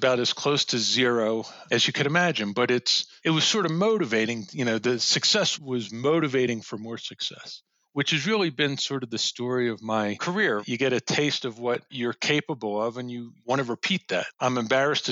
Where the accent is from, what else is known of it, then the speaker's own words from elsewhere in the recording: Elkins Park, Pennsylvania, United States; I grew up outside of Philly in Elkins Park, Montgomery County, went to Cheltenham High School